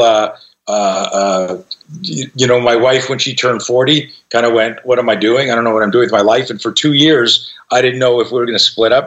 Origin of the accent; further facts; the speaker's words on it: Canada; now in United States; I grew up in Canada, and I just became an American citizen this year